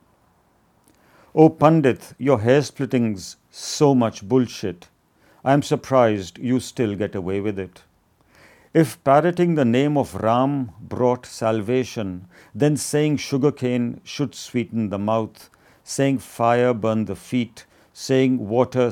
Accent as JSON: {"language": "English", "country": "India", "also_born_or_lived": "Iowa City, United States", "said": "I had to return to India"}